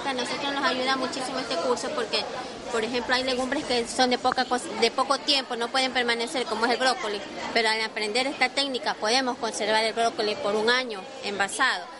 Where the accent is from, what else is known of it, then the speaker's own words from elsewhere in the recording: Monte Sinaí, Guayas, Ecuador; Nosotros somos de Monte Sinaí